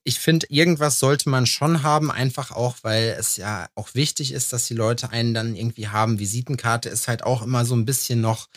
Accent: Lüdenscheid, North Rhine-Westphalia, Germany; moved away; also born or lived in eastern Germany; früher bei uns in Lüdenscheid oder in Halfa

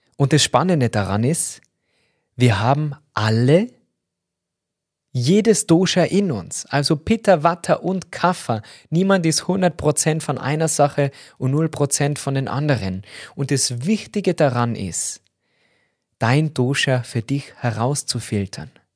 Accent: Austria; bei uns in Österreich

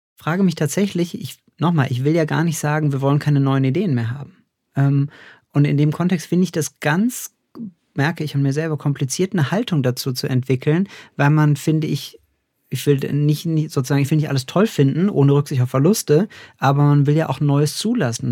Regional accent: Cologne, North Rhine-Westphalia, Germany; in Köln unterwegs, kleine äh, Anspielung an meine Heimatstadt

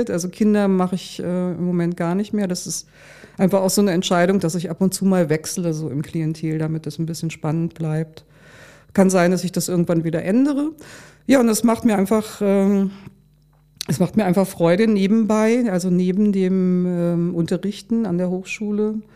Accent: Lower Saxony, Germany; born there; Ja, und dann bin ich nach Hildesheim gefahren und ich komme ja hier aus der Gegend. Also für, für mich war das auch sehr vertraut.

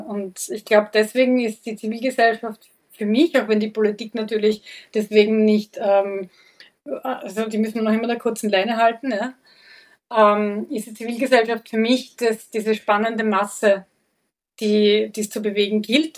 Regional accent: Vienna, Austria; Ich bin selber im Wiener Gemeindebau aufgewachsen, im 22. Bezirk

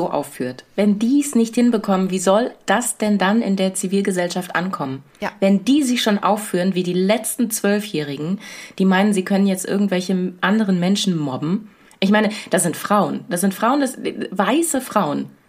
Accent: Southern Germany, Germany; moved away; Ich komme aus Süddeutschland.

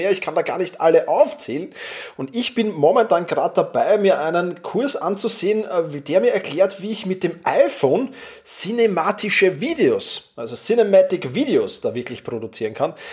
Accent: Vienna, Austria; Wir sind ja beide äh, aus Wien, oder du bist aus, aus der Steiermark, aber momentan in Wien

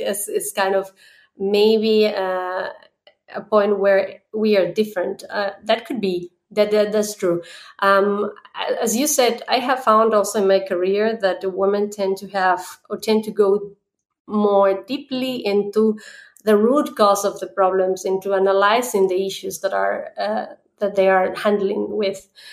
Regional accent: Ecuador; now in Germany; I come originally from Ecuador, uh, but I'm based right now here in Germany.

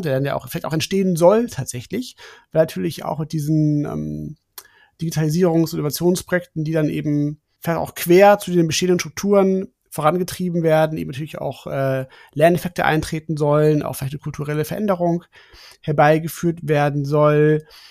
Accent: Germany; als gute Deutsche

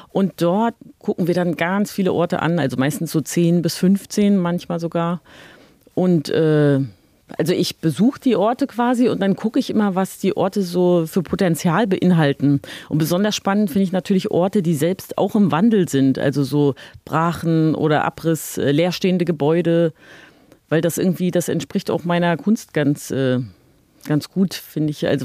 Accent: East Germany, Germany; ich bin in der DDR geboren und aufgewachsen und habe ja so ein ganzes politisches System oder das ganze Gesellschaftssystem zusammenbrechen sehen.

